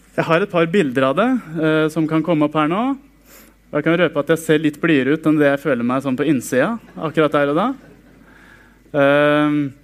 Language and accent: Norwegian; Sarpsborg, Østfold, Norway; Jeg vokste opp i Frikirken på Greåker i Sarpsborg